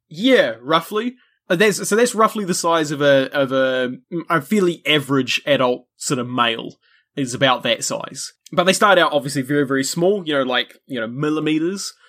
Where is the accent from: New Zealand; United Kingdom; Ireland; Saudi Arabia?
New Zealand; which by, you know, my accent and stuff, you probably gather that's where I'm from